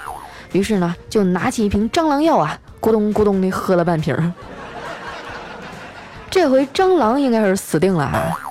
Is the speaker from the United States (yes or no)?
no; Qitaihe, Heilongjiang, China; 说起我这俩姐姐啊，当初也是我们家乡的传奇人物。我大姐呢，当年还得了七台河市高中女子组扳手腕大赛的第一名。